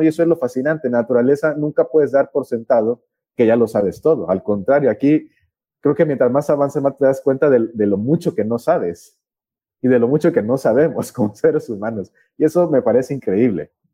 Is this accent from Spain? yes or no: no; Mexico; also born or lived in Chiapas